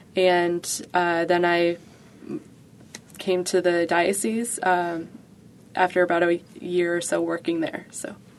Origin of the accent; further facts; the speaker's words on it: Buffalo, New York, United States; I was born and raised in Buffalo, so I've been here for the last twenty, almost twenty-four years.